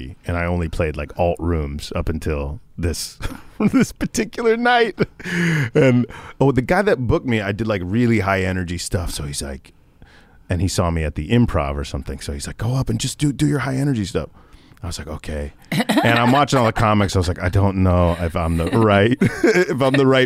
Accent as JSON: {"language": "English", "region": "Florida", "country": "United States", "said": "I'm from Florida originally."}